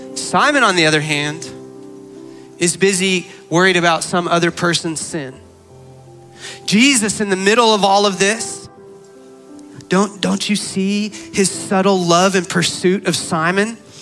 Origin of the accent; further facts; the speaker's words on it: Arizona, United States; I grew up in Arizona